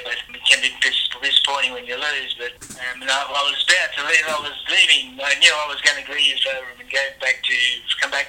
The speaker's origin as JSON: {"language": "English", "town": "Rockhampton", "region": "Queensland", "country": "Australia", "tie": "born or raised there", "also_born_or_lived": "Redcliffe / Cairns", "moved": "as an adult", "said": "in Rockhampton, which is my hometown."}